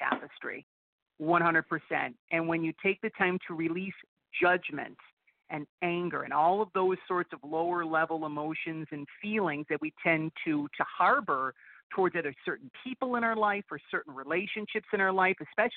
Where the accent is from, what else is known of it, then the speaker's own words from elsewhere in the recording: Buffalo, New York, United States; Born and raised, yes. Buffalo